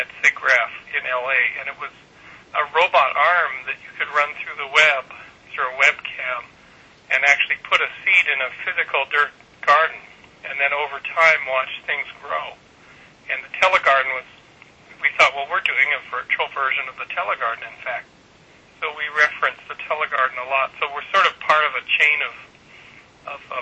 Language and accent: English; Kamloops, British Columbia, Canada; moved away; I was raised in Kamloops, British Columbia